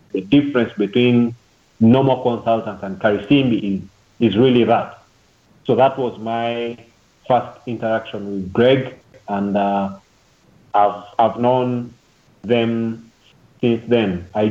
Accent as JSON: {"language": "English", "country": "Rwanda", "tie": "born or raised there", "also_born_or_lived": "Uganda", "said": "I was born outside Rwanda. I was born in Uganda. First time I came to Rwanda was in 1996. And that's when my parents moved back from Uganda to live in Rwanda. I went to school in Rwanda."}